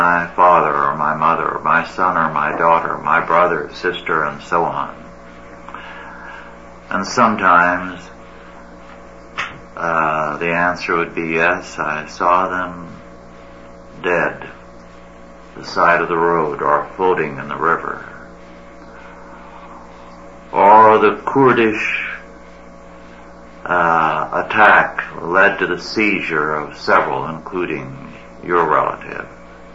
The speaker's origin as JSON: {"language": "English", "region": "California", "country": "United States", "tie": "born or raised there", "also_born_or_lived": "New York", "said": "we moved from New York when I was 6 weeks old, settled in a California farming community"}